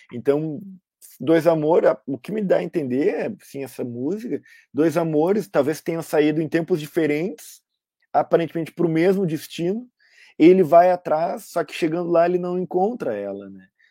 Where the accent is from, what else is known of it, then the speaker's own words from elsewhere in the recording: Rio Grande do Sul, Brazil; quase todos nós nascemos no Rio Grande do Sul